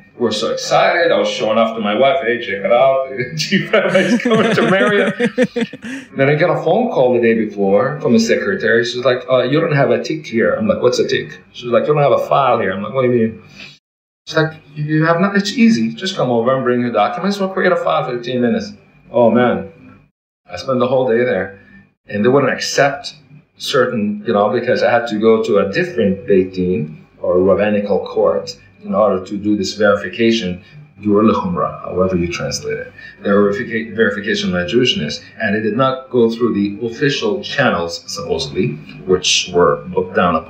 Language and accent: English; Florida, United States; also born or lived in Toronto, California, United States; Now, I'm from Florida, jumping back and forth between Florida and New York for work.